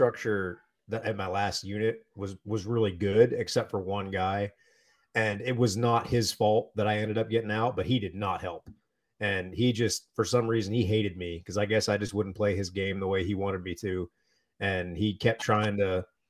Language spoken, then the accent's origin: English; Erie, Pennsylvania, United States; also born or lived in Texas / North Carolina; my parents moved to Pennsylvania when I was not quite 2